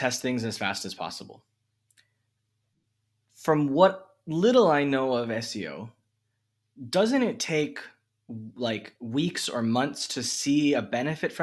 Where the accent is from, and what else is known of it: United States